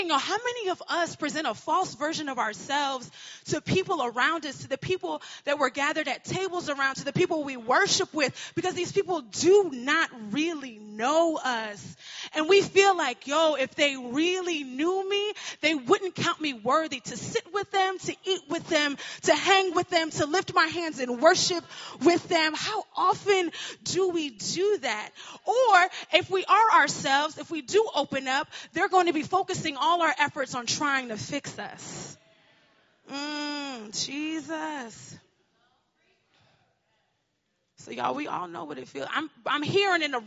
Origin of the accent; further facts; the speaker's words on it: Connecticut, United States; I am from Connecticut